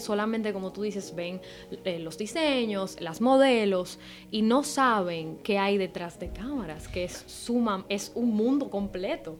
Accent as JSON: {"language": "Spanish", "country": "Dominican Republic", "also_born_or_lived": "Amsterdam", "moved": "as an adult", "said": "soy dominicana en Santo Domingo"}